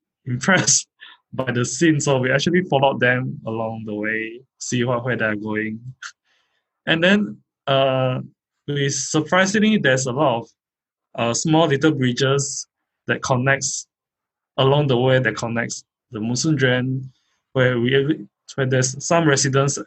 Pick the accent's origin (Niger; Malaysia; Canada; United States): Malaysia; Kuching, Sarawak; I'm from Kuching.